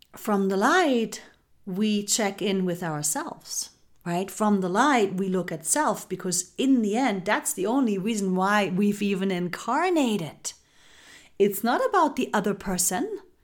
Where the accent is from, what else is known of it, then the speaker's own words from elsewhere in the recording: Germany; growing up in Germany. This is where I grew up. Um, I was raised and born there.